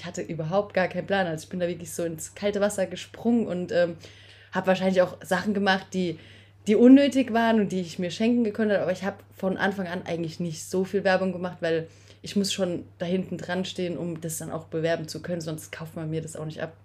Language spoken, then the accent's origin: German; Speyer, Rhineland-Palatinate, Germany; moved away; komme aus dem wunderschönen Speyer, also ähm, mitten in der Weingegend